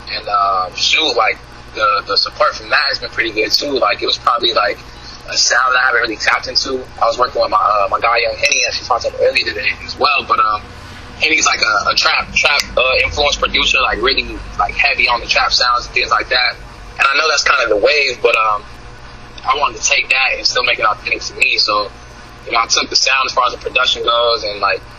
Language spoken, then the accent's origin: English; West Coast, United States; I'm from the West Coast, so I got like West Coast roots.